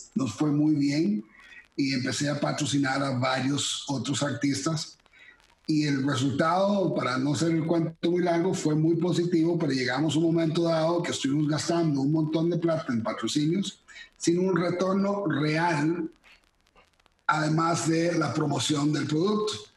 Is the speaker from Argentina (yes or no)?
no; Costa Rica; moved away as an adult; also born or lived in Miami / Kyoto / Manila / Kuala Lumpur; aunque soy tico, con esta apariencia gringo